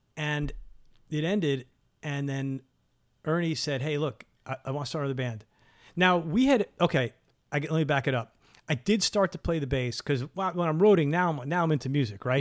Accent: New York City, New York, United States; we're from New York City

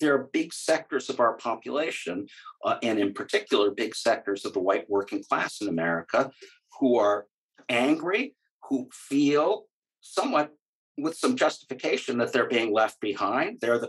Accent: Greece; my God, I grew up partly in Greece. It's the most wonderful country.

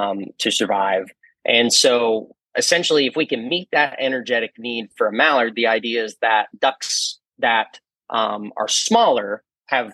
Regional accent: Texarkana, Arkansas, United States; also born or lived in California; I grew up in Arkansas. I was, grew up most of my life in Texarkana, Arkansas.

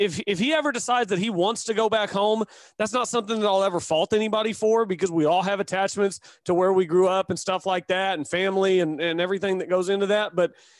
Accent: Chickasha, Oklahoma, United States; moved away; I'm from Chickasha, and I can tell you I love going back there. My parents live there.

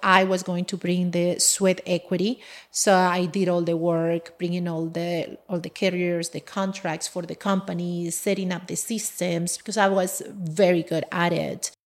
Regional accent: Colombia; English is a second language; moved away as an adult; now in United States; I'm from Colombia originally, and I came to this country, well, uh, twenty years ago

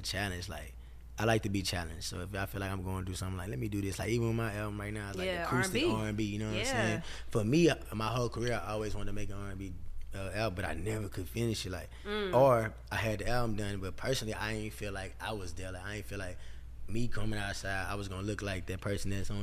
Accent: Texas, United States; we from Texas

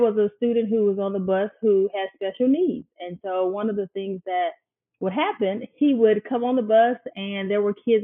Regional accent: Kokomo, Mississippi, United States; now in Jackson, United States; I grew up in Kokomo all my life on Kokomo Road

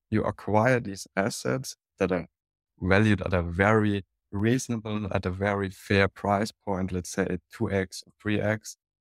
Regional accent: Munich, Bavaria, Germany; accent: German; English is a second language; now in Burghausen, Germany; I'm from Munich

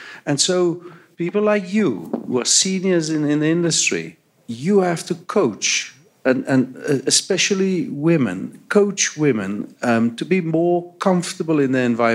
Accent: South Africa; now in Canada; From my accent, you can hear I grew up in apartheid South Africa.

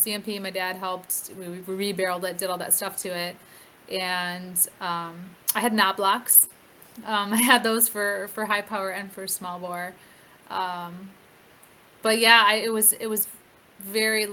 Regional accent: Wisconsin, United States; moved away as an adult; also born or lived in Stafford, Virginia / Woodbridge, Virginia; I live in Wisconsin, I grew up in Wisconsin

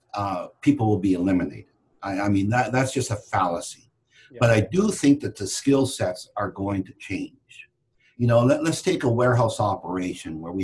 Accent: Canada; moved away as an adult; now in United States; I was born and raised in Canada and moved to the United States in 93

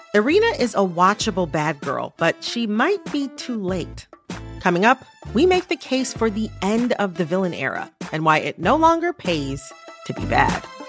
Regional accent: Michigan, United States; moved away as an adult; also born or lived in Washington, D.C.; a Midwesterner, as someone from Michigan

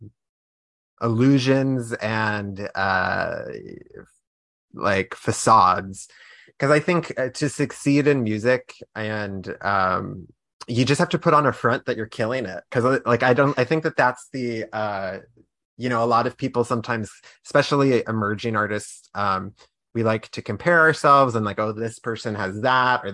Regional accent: Pittsburgh, Pennsylvania, United States; now in Washington, D.C., United States; And I'm from Pittsburgh, but I'm from Pennsylvania, but, like, the Pittsburgh area.

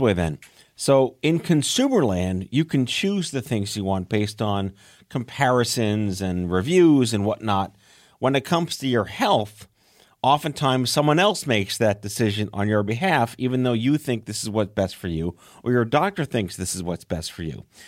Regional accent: New York, United States; I'm from New York

